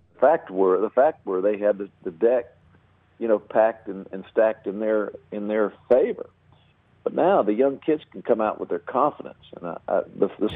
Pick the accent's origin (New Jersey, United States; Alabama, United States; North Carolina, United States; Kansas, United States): North Carolina, United States; also born or lived in Georgia; I wanted to go home because uh, I was from North Carolina